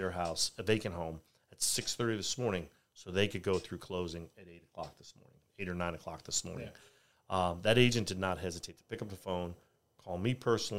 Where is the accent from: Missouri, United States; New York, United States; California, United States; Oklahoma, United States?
New York, United States; New York City; now in Richmond, United States; I grew up single mother in New York City, raising two boys